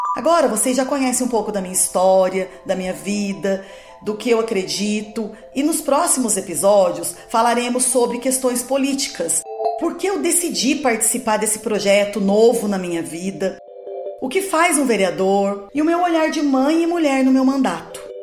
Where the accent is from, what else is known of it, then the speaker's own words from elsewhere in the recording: Guaratinguetá, São Paulo, Brazil; sou nascida em Guaratinguetá, filha de Ernesto e Ângela. Fui criada quase toda a minha infância na Pedreira